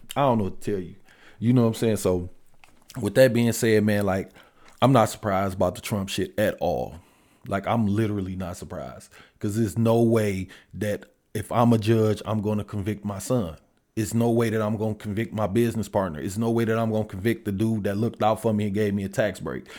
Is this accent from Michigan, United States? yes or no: yes; Detroit, Michigan, United States; I'm from Detroit